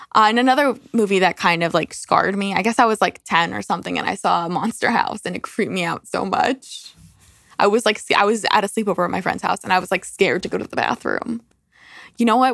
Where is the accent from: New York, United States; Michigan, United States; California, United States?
New York, United States; we're from New York